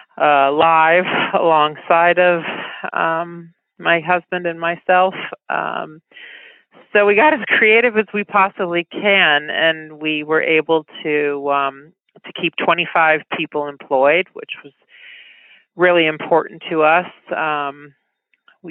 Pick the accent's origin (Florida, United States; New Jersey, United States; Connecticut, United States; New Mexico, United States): Connecticut, United States; West Hartford; moved away; I'm talking to you from my childhood home in Connecticut